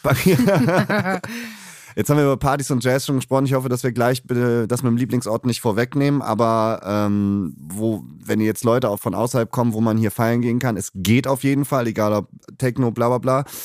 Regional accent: Cologne, North Rhine-Westphalia, Germany; ich bin in Köln geboren

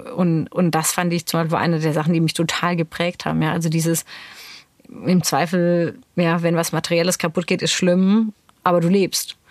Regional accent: Neuenburg am Rhein, Baden-Württemberg, Germany; wo ich aufgewachsen bin, ist eine Kleinstadt Neuenburg am Rhein

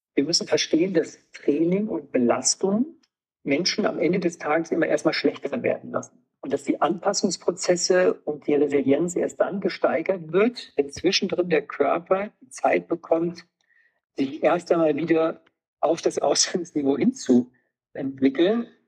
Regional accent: Wolfenbüttel, Lower Saxony, Germany; now in Rosenheim, Germany; Komme aus einem Ort in Niedersachsen, wo Basketball immer die Sportart Nummer eins war und ich bin im MTV Wolfenbüttel groß geworden

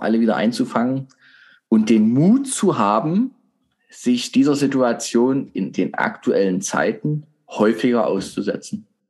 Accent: Germany; Wir Deutschen

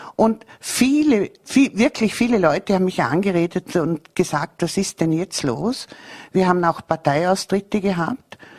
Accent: Bregenz, Vorarlberg, Austria; ich bin so stolz als gebürtige Prägenzerin

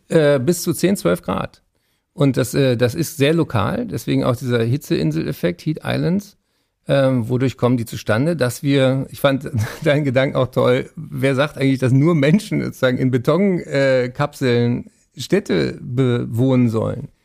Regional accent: Berlin, Germany; ich bin Berliner

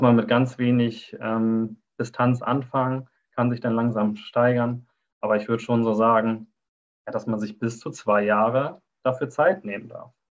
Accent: Neumünster, Schleswig-Holstein, Germany; Ich bin kaum hier rausgekommen bislang aus Schleswig-Holstein. Also ich bin äh, in Neumünster geboren.

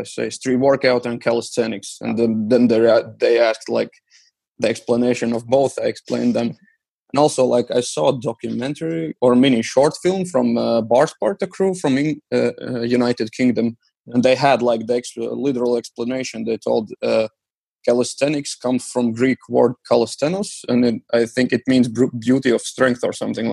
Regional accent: Riga, Latvia; my hometown, Riga.

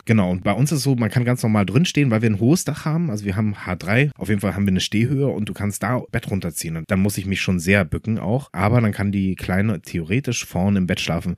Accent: France; Ich bin selber auch Franzose.

